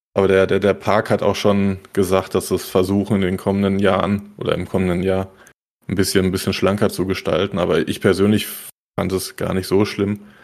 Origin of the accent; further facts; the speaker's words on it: Germany; für mich als, als Deutscher